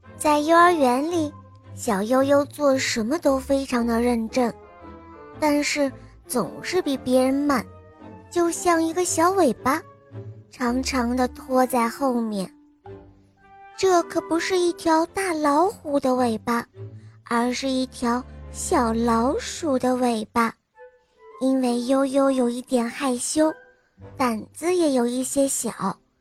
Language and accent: Chinese; Dalian, Liaoning, China; 我今年七岁了，我来自美丽的海滨大连